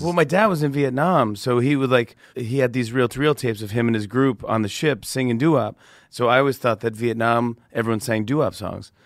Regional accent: Saugerties, New York, United States; I grew up in Saga Days, New York, which is upstate by Kingston, Poughkeepsie, Woodstock

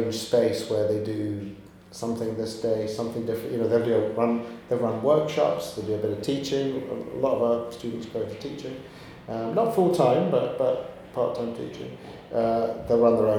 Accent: Glasgow, Scotland, United Kingdom; moved away as an adult; now in London, United Kingdom; Originally, I was born in Glasgow

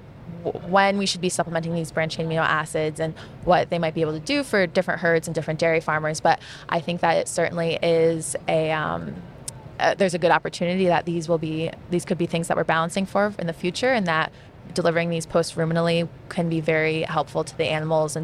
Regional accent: near Syracuse, Central New York, United States; moved away; I'm originally from Central New York, not too far from Syracuse

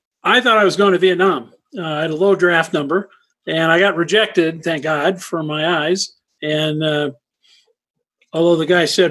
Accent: Winnetka, Illinois, United States; moved away as an adult; also born or lived in Los Angeles, California / Ohio / Florida / Texas; now in Lake Tahoe, Nevada, United States; I grew up in Chicago in Winnetka up north of the city

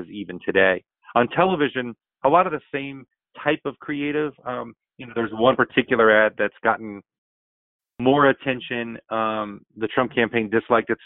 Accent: Florida, United States; It happens to be my home state

